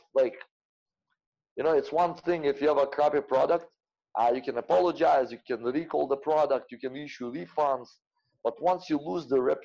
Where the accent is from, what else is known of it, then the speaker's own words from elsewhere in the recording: Russia; I'm Russian